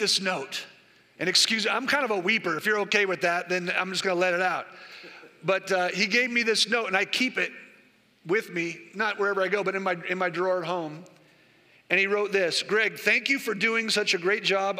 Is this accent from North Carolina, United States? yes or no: no; the Bay Area, California, United States; I'm from the Bay Area